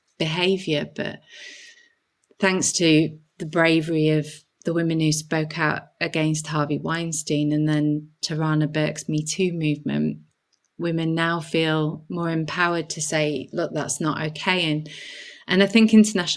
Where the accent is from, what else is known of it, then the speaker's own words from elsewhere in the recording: Halifax, Yorkshire and the Humber, United Kingdom; I grew up in Halifax in the 80s and 90s, you know, proper northern town